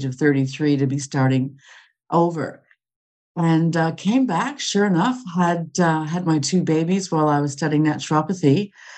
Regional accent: Canada; moved away as an adult; also born or lived in Australia; I'm originally from Canada, but I was living in Australia

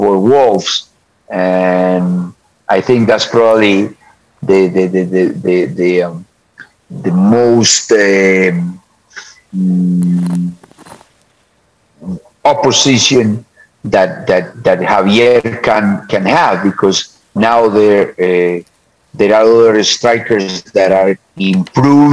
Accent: Colombia; moved away as an adult; also born or lived in United States / Mexico; I was born in Colombia, so obviously I love my country

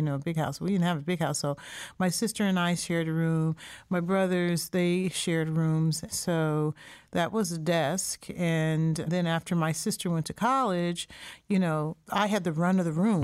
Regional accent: Springfield, Massachusetts, United States; I was born and raised in Springfield, Massachusetts

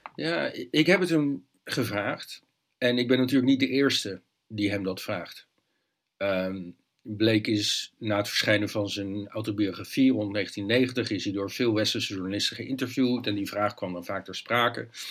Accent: Leiden, South Holland, Netherlands; moved away as an adult; ik ben in Leiden opgegroeid, daar gebeurde nooit iets

